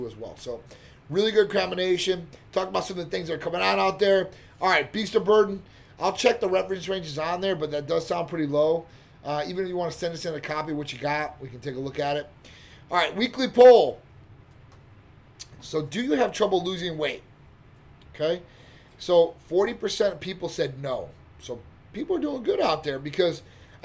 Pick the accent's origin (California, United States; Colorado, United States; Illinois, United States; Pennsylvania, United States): Illinois, United States; Chicago; now in Tampa, United States; I'm from Chicago originally